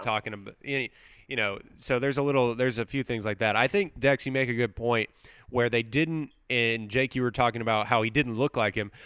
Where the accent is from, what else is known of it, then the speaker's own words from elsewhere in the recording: Livingston, Texas, United States; one screen theater in my hometown of Livingston, Texas